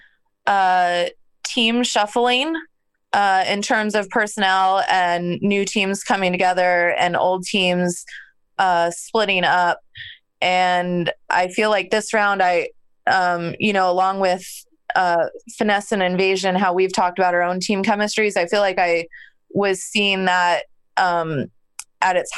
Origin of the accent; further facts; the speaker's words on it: Arizona, United States; I'm from Arizona.